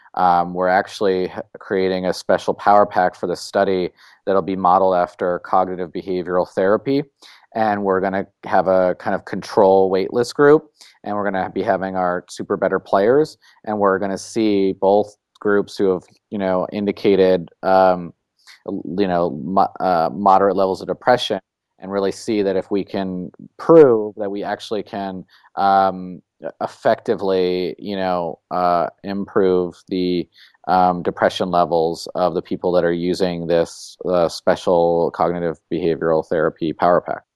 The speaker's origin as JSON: {"language": "English", "town": "San Francisco", "region": "California", "country": "United States", "tie": "born or raised there", "said": "I was, uh, born and raised in San Francisco"}